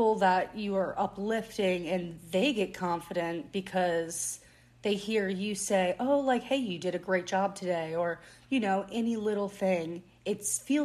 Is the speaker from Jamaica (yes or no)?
no; New Orleans, Louisiana, United States; I grew up in New Orleans my whole life.